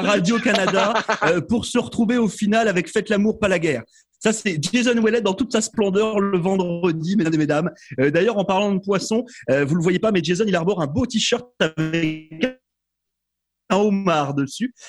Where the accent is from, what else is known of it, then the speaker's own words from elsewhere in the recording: Brittany, France; moved away; la Bretagne, c'est une région en France, c'est de là d'où je viens